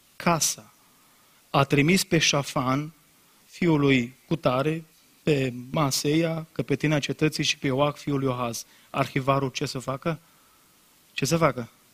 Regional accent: Brădet, Bihor County, Romania; m-am prezentat că din Brădet, că mi-era rușine că țăran

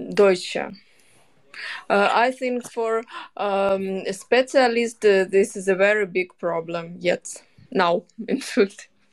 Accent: Zaporizhzhia, Zaporizhzhia Oblast, Ukraine; English is a second language; moved away as an adult; now in Magdeburg, Germany; I'm from Zaporizhia

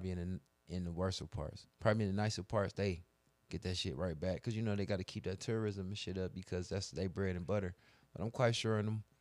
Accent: Florida, United States; I'm from Florida.

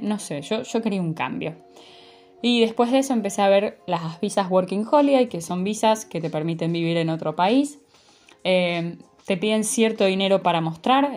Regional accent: Buenos Aires, Argentina; moved away as an adult; nací en la Ciudad Autónoma de Buenos Aires, en Argentina, y viví toda mi vida ahí.

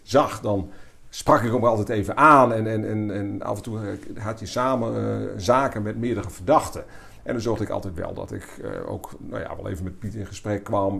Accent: Leeuwarden, Friesland, Netherlands; geboren 26 april 1968 in Leeuwarden

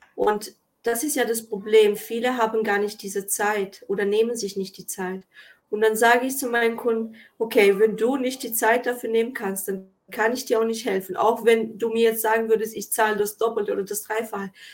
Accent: Kosovo; also born or lived in Germany; now in Switzerland; wurde ich zum Beispiel im Kosovo geboren und musste alleine nach Deutschland und dann in die Schweiz kommen

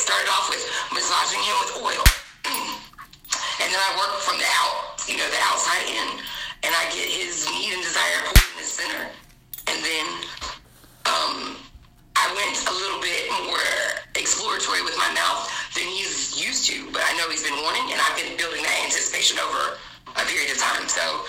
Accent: New Jersey, United States; now in North Carolina, United States; I'm in North Carolina now. I've lived here 32 years, I think, but I was from New Jersey.

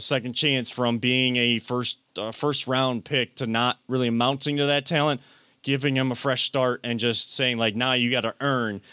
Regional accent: Wickliffe, Ohio, United States; growing up in Wycliffe

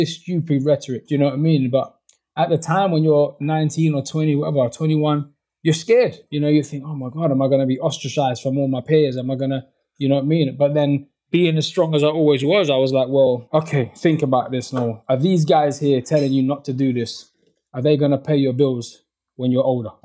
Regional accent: London, United Kingdom; growing up where I grew up in West London

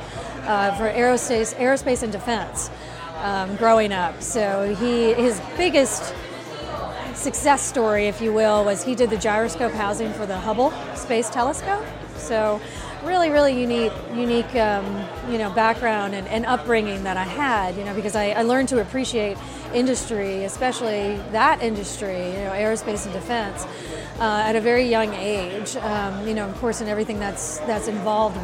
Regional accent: Fort Lauderdale, Florida, United States; I was born and raised in Fort Lauderdale, Florida.

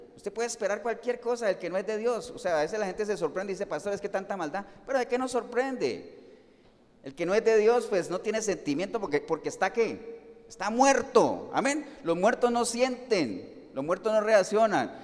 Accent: Colombia; moved away; Yo estoy hoy en Cartago, pero yo no soy ni de Cartago. Además, usted dirá, ah, usted es de San José, tampoco. Yo soy colombiano

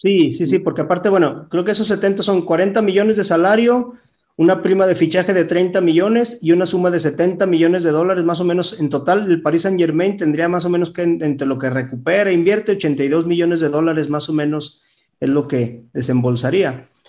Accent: Mexico; nuestra selección mexicana

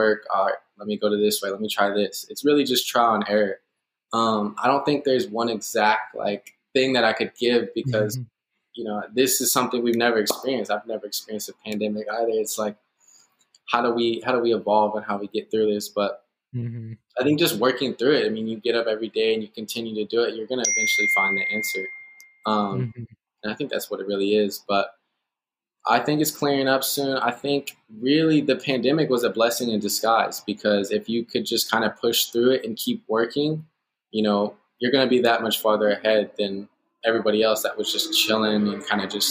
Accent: Garland, Texas, United States; my hometown in Garland

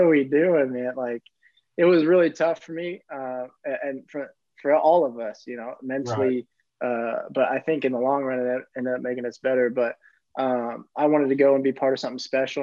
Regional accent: Bloomington, Indiana, United States; moved away as an adult; now in Germany; growing up in Bloomington, I knew the tradition that was there

